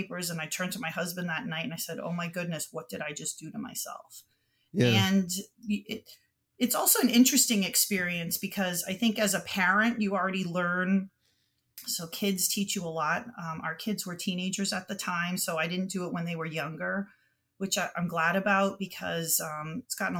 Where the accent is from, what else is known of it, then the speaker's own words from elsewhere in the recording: Boston, Massachusetts, United States; born and raised in Boston. I went to Boston Latin School for junior high and high school.